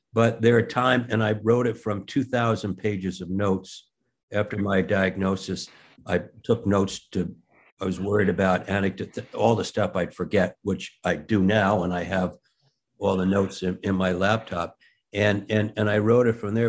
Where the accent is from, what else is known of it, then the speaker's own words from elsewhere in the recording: Rye, New York, United States; We grew up in Rye outside Manhattan